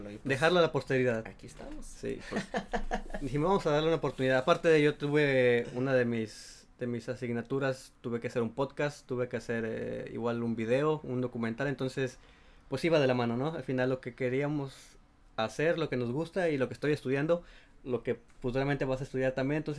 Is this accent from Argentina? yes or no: no; La Paz, Baja California Sur, Mexico; moved away as an adult; now in Dublin, Ireland; yo soy de Baja California Sur, que de la península de La Paz, Baja California Sur.